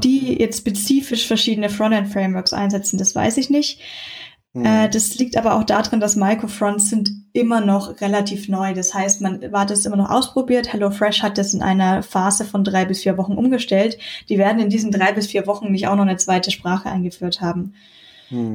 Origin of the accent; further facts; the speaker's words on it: Munich, Bavaria, Germany; bin aus München